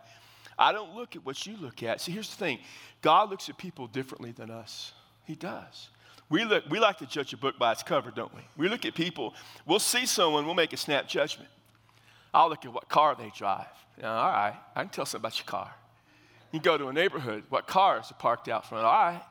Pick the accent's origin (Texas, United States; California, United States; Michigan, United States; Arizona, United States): Texas, United States; South; I grew up in South Texas